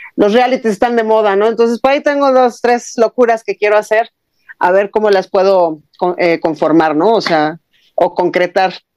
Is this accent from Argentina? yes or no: no; Mexico; como mexicana